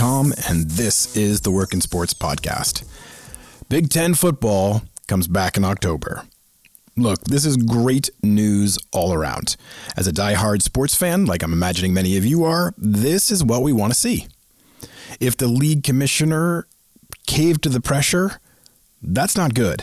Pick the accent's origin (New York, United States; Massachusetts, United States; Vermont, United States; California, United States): Massachusetts, United States; Boston; growing up in the Boston area